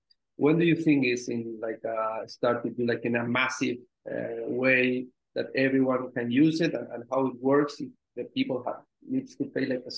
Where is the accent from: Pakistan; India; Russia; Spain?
Spain; I'm from Spain.